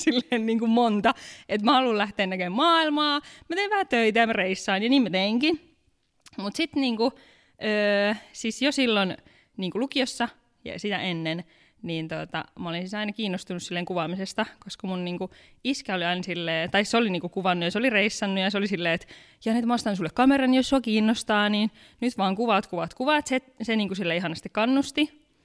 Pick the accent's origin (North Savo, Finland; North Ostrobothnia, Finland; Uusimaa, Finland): North Ostrobothnia, Finland; Pattijoki; moved away as an adult; now in Helsinki, Finland; mä oon tosiaan sieltä kotoisin. Joo. Mä oon isosta perheestä, meitä on 14, mä oon vanhin